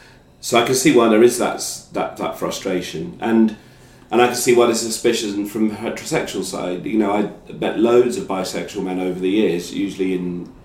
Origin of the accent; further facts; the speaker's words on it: England, United Kingdom; trying to deal with things that I'd not properly dealt with through being English.